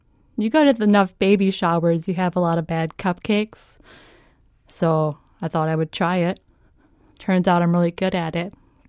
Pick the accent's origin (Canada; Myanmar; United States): United States; Virginia, Minnesota; I'm from Virginia, Minnesota. It's a real place.